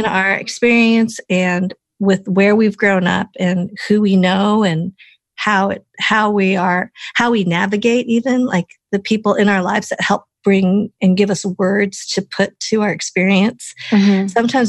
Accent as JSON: {"language": "English", "region": "Colorado", "country": "United States", "tie": "born or raised there", "first_language": "English", "said": "I grew up in Colorado, so I can totally relate to being one of the handful of Asian Americans"}